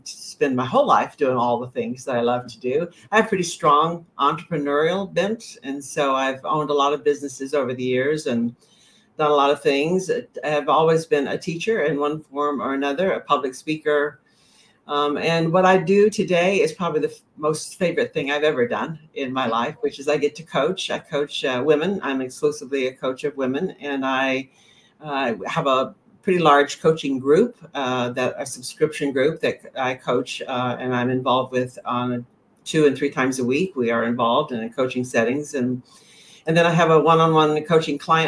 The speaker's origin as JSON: {"language": "English", "region": "the South", "country": "United States", "tie": "born or raised there", "also_born_or_lived": "Tennessee / Texas", "moved": "as an adult", "lives_now": "Maine, United States", "said": "I grew up in the South. I grew up in Tennessee and Texas"}